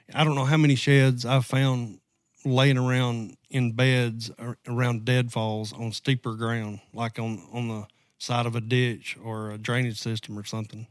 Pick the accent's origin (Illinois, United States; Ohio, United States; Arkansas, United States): Arkansas, United States; Southwest; accent: southern draw; moved away; I'm originally from Southwest Arkansas